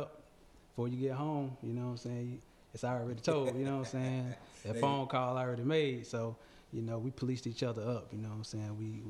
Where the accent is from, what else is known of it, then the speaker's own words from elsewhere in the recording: Hattiesburg, Mississippi, United States; moved away; I was born in Hattiesburg, Mississippi.